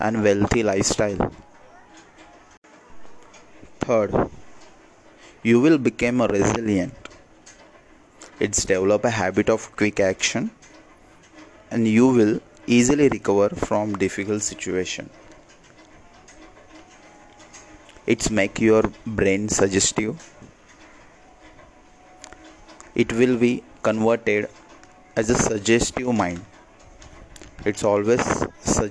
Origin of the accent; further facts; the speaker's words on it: Mumbai, Maharashtra, India; I'm from Mumbai, India.